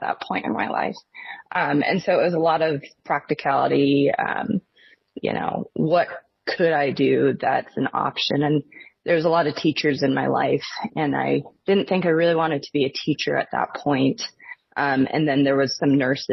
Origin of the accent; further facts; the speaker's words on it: Newport, Washington, United States; I grew up in northern Washington